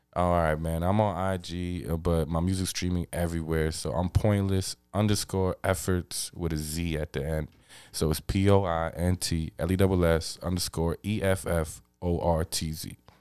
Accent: New York City, New York, United States; I'm from Queens

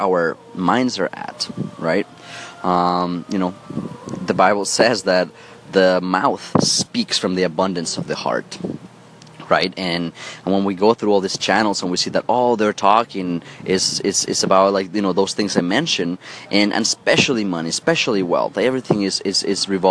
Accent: Mexico City, Mexico; born or raised there

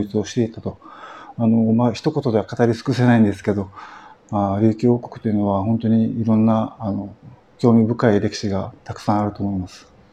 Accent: Okinawa, Japan; 沖縄人として

